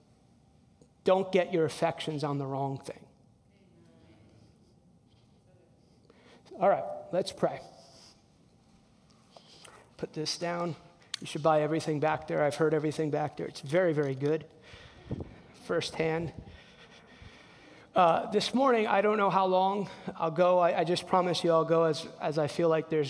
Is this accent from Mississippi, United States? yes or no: no; New Jersey, United States; I'm from New Jersey. Grew up in a Hispanic household.